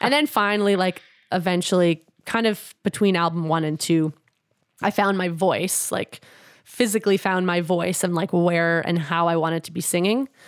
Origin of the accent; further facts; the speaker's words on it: Edmonton, Alberta, Canada; moved away as an adult; now in Winnipeg, Canada; I grew up in Edmonton, but I did live in Winnipeg for a couple years when I was in grade two and three